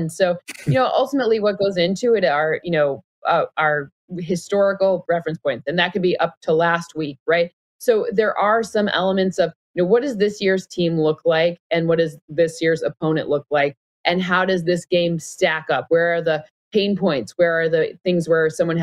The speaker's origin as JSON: {"language": "English", "region": "Michigan", "country": "United States", "tie": "born or raised there", "said": "I grew up in Michigan"}